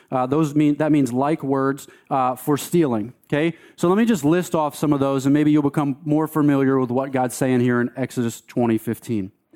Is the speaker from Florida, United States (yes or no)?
no; Delaware, United States; moved away as an adult; also born or lived in Fort Collins, Colorado; I grew up in Delaware